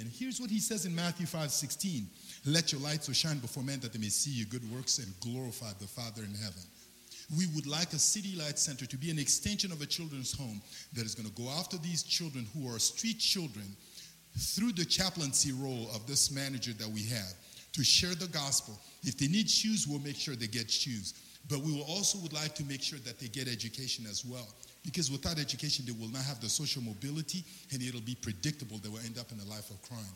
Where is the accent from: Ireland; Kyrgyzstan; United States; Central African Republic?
Central African Republic; moved away; I'm originally from the Central African Republic